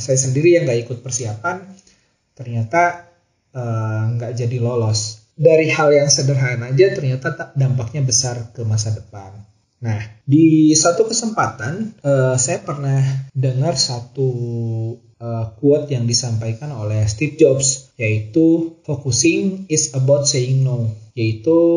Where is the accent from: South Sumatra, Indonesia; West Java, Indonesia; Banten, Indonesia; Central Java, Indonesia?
West Java, Indonesia; Cianjur; terlahir dan besar dari keluarga Sunda, khususnya saya sendiri kan lahir di Cianjur